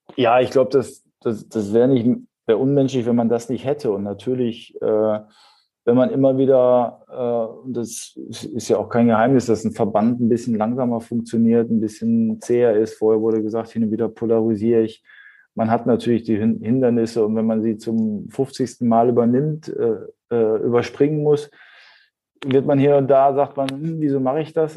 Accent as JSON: {"language": "German", "area": "Ruhr area", "region": "North Rhine-Westphalia", "country": "Germany", "tie": "born or raised there", "also_born_or_lived": "Hamburg", "moved": "as an adult", "said": "das war das erste Mal, wo ich dann auch äh, aus meiner Heimatstadt äh, ausgezogen bin"}